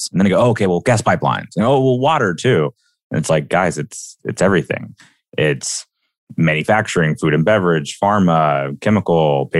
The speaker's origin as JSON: {"language": "English", "region": "Alabama", "country": "United States", "tie": "born or raised there", "said": "I'm a kid from Alabama."}